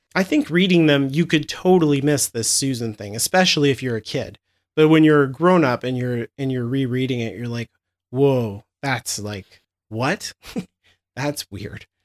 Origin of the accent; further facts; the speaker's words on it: United States; I'm too American